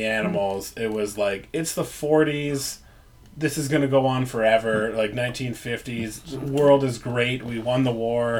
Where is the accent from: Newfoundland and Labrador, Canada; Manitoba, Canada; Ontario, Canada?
Ontario, Canada; Growing up in Northern Ontario, too, and on a farm